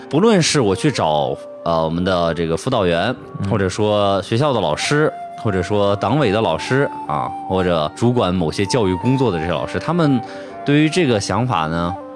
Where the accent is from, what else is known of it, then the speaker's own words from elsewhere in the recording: Shandong, China; moved away as an adult; also born or lived in Hanzhong, Shaanxi; 我是三年级到的山东